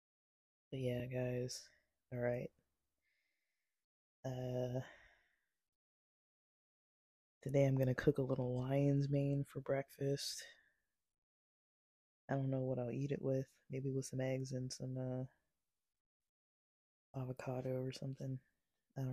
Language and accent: English; United States; I'm American born